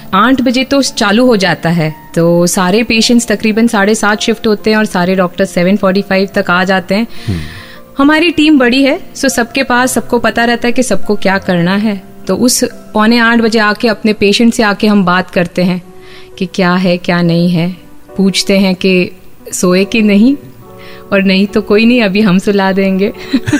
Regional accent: Mumbai, Maharashtra, India; moved away as an adult; also born or lived in United Kingdom; now in Ahmedabad, India; मैं मुंबई से हूँ शादी के बाद आई वेंट टू यूके

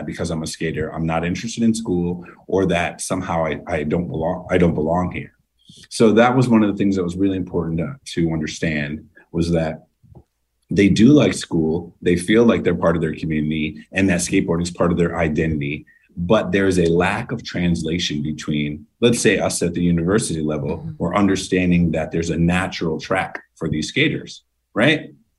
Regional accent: Massachusetts, United States; That's something I saw in my time growing up in Massachusetts with skateboarding.

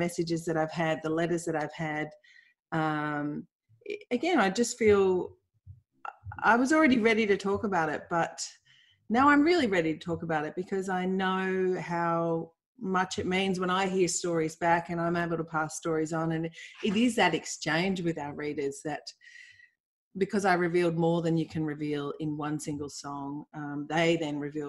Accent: Melbourne, Victoria, Australia; I grew up in Bayside, Melbourne

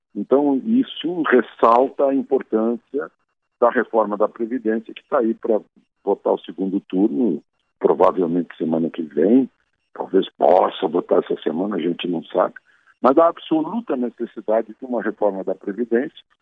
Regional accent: Rio Grande do Sul, Brazil; moved away; estou na minha cidade natal

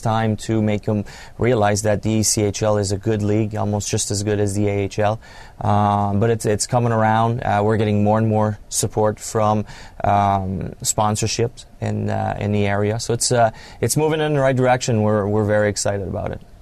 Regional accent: Canada; moved away as an adult; I grew up in Canada, French Canadian, and uh, kind of came up through the ranks. Played junior, major junior hockey

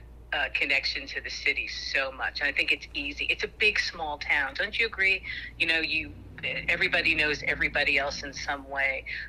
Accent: New York, United States; now in Pittsburgh, United States; I grew up in a very urban New York kind of a way.

